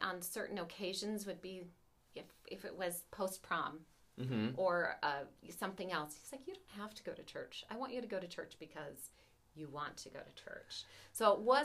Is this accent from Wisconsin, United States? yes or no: yes; southern Wisconsin, United States; also born or lived in Aurora, Minnesota; we moved to southern Wisconsin when I was in first grade